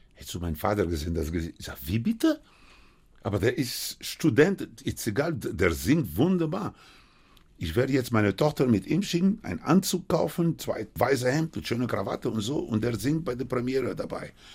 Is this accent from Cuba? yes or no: yes; Cuba; German is a second language; now in Germany; ich hatte noch kubanischer Pass